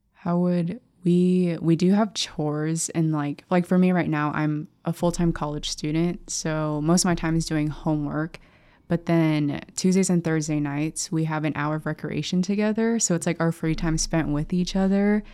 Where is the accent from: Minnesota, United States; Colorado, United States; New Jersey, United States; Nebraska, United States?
Nebraska, United States; Lincoln; growing up in Lincoln, seeing so many priests and sisters